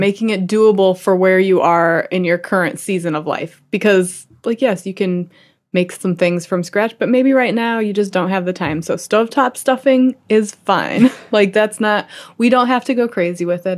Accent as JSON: {"language": "English", "region": "Midwest", "country": "United States", "tie": "born or raised there", "moved": "as an adult", "lives_now": "New York, United States", "said": "growing up in the Midwest"}